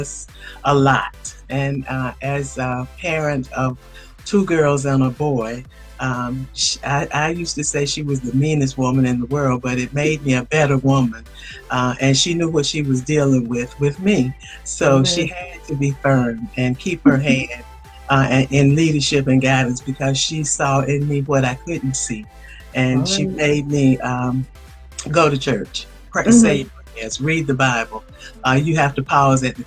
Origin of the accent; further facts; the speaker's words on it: Waycross, Georgia, United States; moved away as an adult; also born or lived in Atlanta; I was born in Waycross, Georgia at home. I am raised in Waycross. I was educated in Waycross, Georgia.